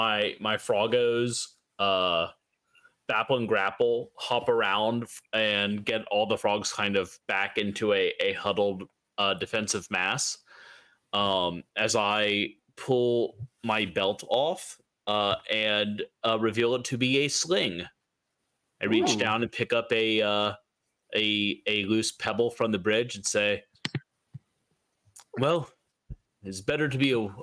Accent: Texas, United States; I'm from Texas, and we also have a saying, you can definitely fight that tornado.

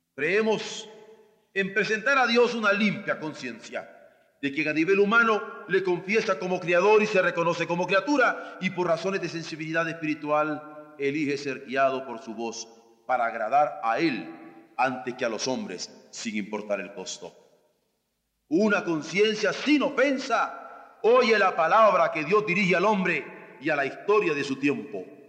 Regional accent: Mexico; nosotros como hombres en México

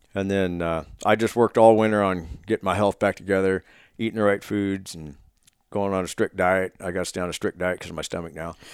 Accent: Oregon, United States; moved away; Oregon for my late s, back my hometown

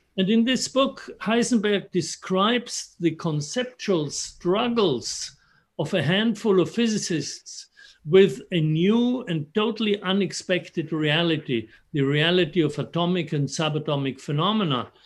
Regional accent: Innsbruck, Tyrol, Austria; moved away; I grew up in Innsbruck in the Austrian Alps, very close to Italy.

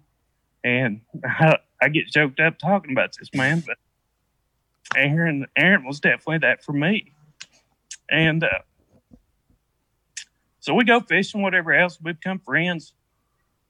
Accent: East Tennessee, United States; I'm from East Tennessee.

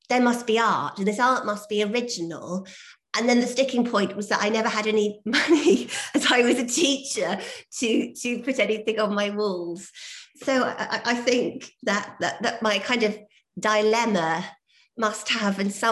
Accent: St Ives, South West England, United Kingdom; I grew up in St Ives in the 1980s

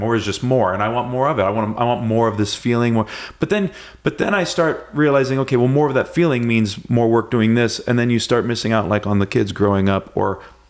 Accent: Santa Cruz, California, United States; I was fortunate, like I said, growing up in Santa Cruz

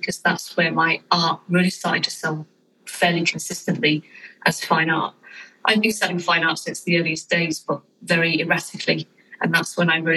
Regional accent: United Kingdom; I'm a British fine art photographer

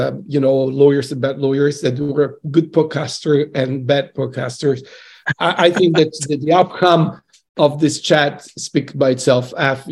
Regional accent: Salerno, Campania, Italy; now in Boston, United States; I'm coming from Salerno, at the south of Italy

